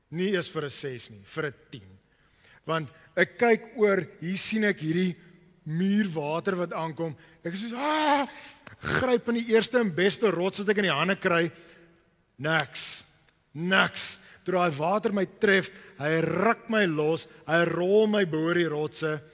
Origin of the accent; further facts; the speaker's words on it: Cape Town, Western Cape, South Africa; Ek het groot geword in die Kaap en ek is hier sit op die rots